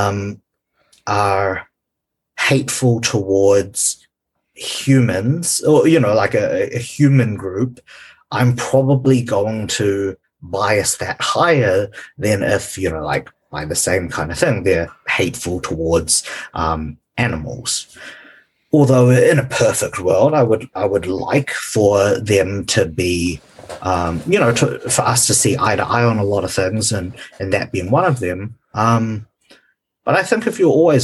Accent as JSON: {"language": "English", "country": "New Zealand", "tie": "born or raised there", "also_born_or_lived": "Malaysia", "said": "growing up in New Zealand"}